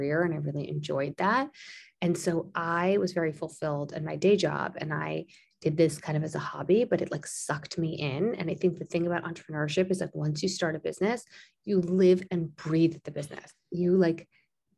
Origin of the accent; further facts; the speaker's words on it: Long Island, New York, United States; also born or lived in Springfield, Illinois; I grew up in Long Island, which is a suburb of Manhattan and suburb of New York City.